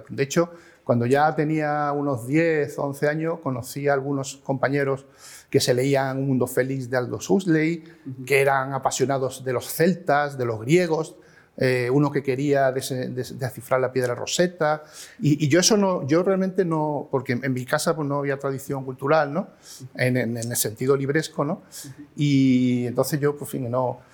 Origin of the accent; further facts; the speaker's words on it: Málaga, Andalusia, Spain; moved away as an adult; also born or lived in Madrid; nací en Málaga y en 1966